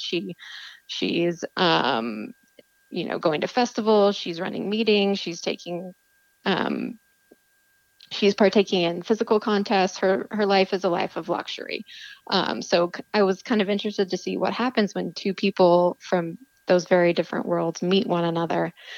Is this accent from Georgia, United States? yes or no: no; Texas, United States; moved away; I'm from Texas originally